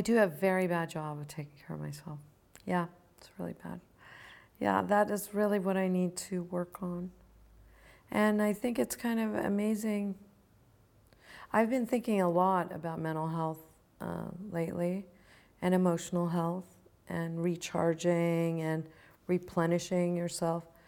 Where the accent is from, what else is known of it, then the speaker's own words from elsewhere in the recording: Virginia, United States; also born or lived in Chicago, Illinois; now in California, United States; When I grew up, when I lived in the hippie commune, I lived in Virginia. I was born in Chicago, in Illinois.